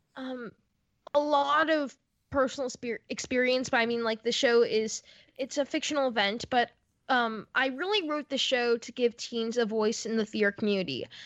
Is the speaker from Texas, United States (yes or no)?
no; Florida, United States; now in New York, United States; my home in Florida 'cause I grew up in Florida.